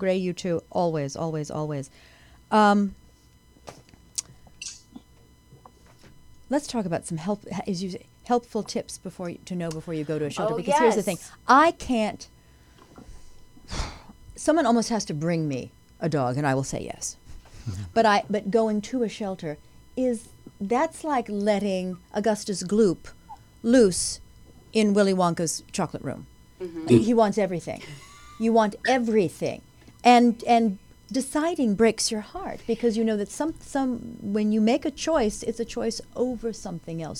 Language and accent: English; Los Angeles, California, United States; Michael Jackson lived very close to where I grew up in Encino